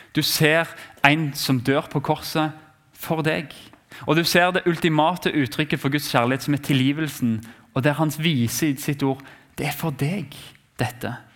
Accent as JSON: {"language": "Norwegian", "country": "Norway", "said": "vi har som nordmenn"}